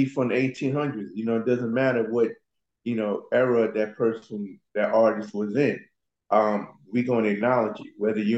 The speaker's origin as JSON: {"language": "English", "region": "New York", "country": "United States", "said": "I'm originally from New York."}